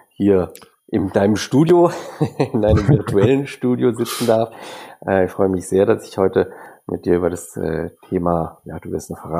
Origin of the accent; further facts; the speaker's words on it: Freiburg, Baden-Württemberg, Germany; born there; Bächle ist mein Geburtsort, ich bin Freiburger gebürtiger